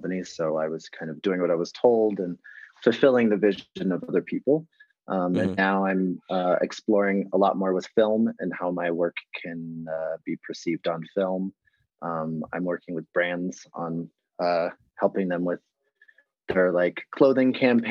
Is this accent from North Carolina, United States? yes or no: no; Los Angeles, California, United States; We grew up in Los Angeles